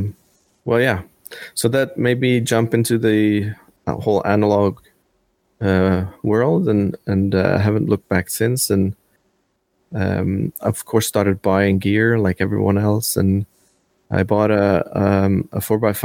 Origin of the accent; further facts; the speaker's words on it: Norway; I'm actually from Norway